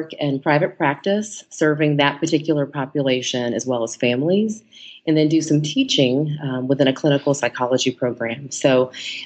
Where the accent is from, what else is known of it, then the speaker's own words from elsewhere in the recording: Texas, United States; moved away as an adult; now in Los Angeles, United States; I am originally from Texas, and I love to start with that because I am a true native Texan, although I do reside in Los Angeles, California